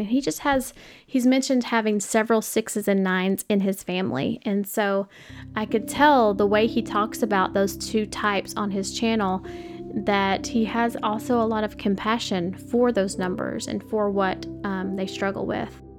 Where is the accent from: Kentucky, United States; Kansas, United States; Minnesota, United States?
Kentucky, United States; Paducah; moved away as an adult; now in Nashville, United States; I live in Nashville now, but um, I'm from like Paducah, Western Kentucky